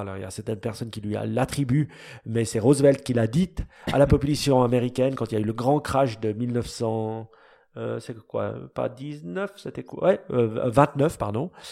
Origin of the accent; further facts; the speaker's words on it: Switzerland; nous, les Suisses